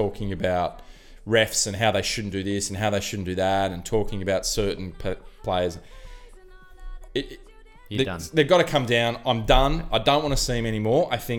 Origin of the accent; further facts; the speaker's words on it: Australia; I'm Australian.